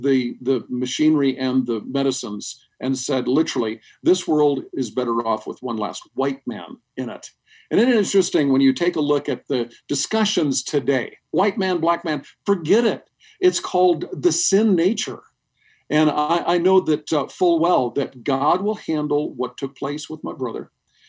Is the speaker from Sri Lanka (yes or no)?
yes; Sri Lanka; When I was a little boy, my parents were missionaries in Sri Lanka. And when I was raised in Sri Lanka, we had death squads come to the house.